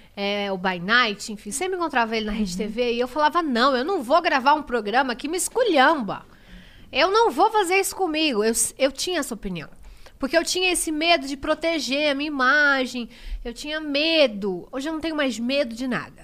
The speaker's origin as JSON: {"language": "Portuguese", "town": "Diadema", "region": "São Paulo", "country": "Brazil", "tie": "born or raised there", "said": "Eu nasci em Diadema, eu venho da comunidade. Eu trabalhava num mercadinho."}